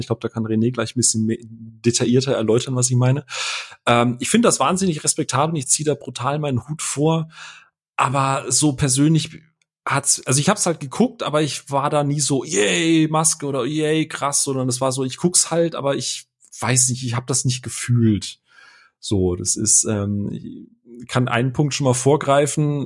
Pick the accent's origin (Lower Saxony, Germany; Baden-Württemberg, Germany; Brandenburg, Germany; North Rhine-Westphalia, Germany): Baden-Württemberg, Germany; Karlsruhe; als gebürtiger Karlsruhe